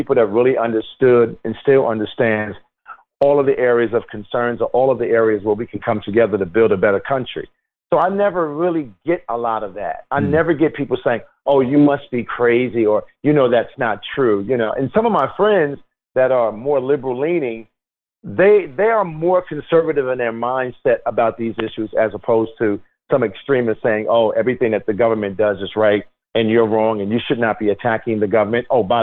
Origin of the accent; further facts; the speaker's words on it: Newark, New Jersey, United States; I grew up in Newark, New Jersey